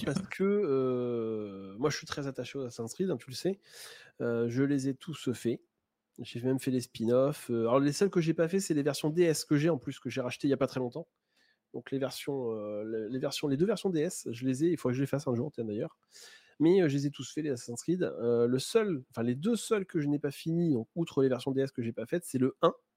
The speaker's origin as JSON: {"language": "French", "region": "Normandy", "country": "France", "said": "je suis normand d'origine"}